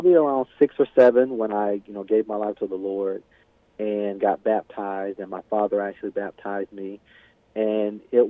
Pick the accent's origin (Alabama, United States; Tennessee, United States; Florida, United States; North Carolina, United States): Alabama, United States; moved away as an adult; now in Bemidji, United States; I was born and raised in Alabama